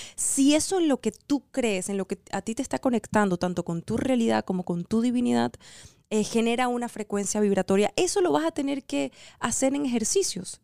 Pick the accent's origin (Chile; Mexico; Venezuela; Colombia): Venezuela; now in United States; somos venezolanos en Estados Unidos